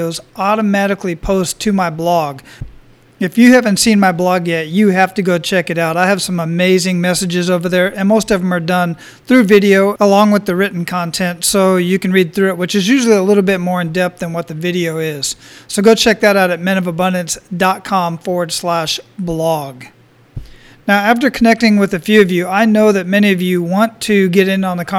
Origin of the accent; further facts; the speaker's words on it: Phoenix, Arizona, United States; moved away as an adult; also born or lived in El Paso / San Antonio / Killeen; now in Oahu, United States; I was born and raised in Phoenix, Arizona